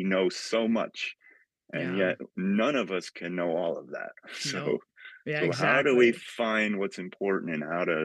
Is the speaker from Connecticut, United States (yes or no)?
yes; outside of New Haven, Connecticut, United States; also born or lived in Massachusetts; where I grew up outside of New Haven